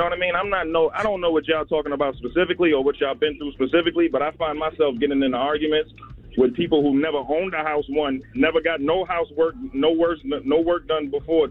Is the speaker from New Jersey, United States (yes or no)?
yes; New Jersey, United States; now in Atlanta, United States; I'm from Jersey. I'm in Atlanta right now, though.